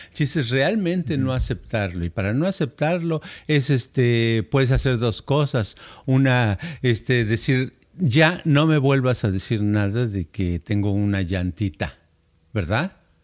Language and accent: Spanish; Guadalajara, Jalisco, Mexico; moved away as an adult; also born or lived in United States; yo nací allá por Tapatilandia